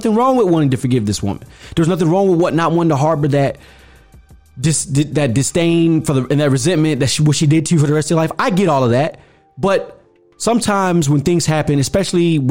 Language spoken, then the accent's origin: English; United States; Black people, we're just as American as apple pie.